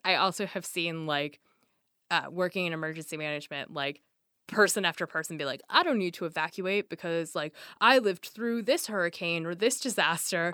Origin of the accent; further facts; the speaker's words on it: the Northwest, Pacific Northwest, United States; I grew up in the Northwest, a place that's very rainy